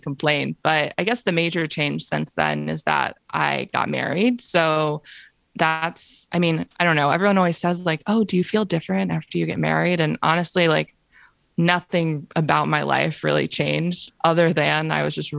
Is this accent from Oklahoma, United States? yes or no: no; Florida, United States; moved away as an adult; also born or lived in New York; now in Philadelphia, United States; I grew up in Florida. I wasn't born there, but I lived there from like second grade to I graduated college